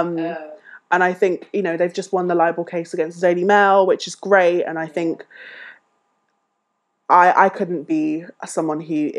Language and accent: English; United Kingdom; we as British people